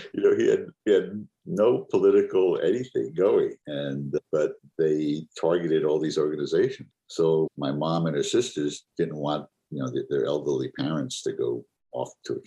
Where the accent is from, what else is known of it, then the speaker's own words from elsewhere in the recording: New York City, New York, United States; also born or lived in Manhattan; I was born in Manhattan, raised in Queens, live in Manhattan and upstate New York at present